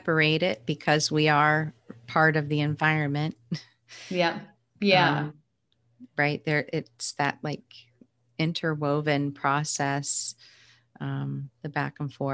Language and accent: English; United States; Growing up in the United States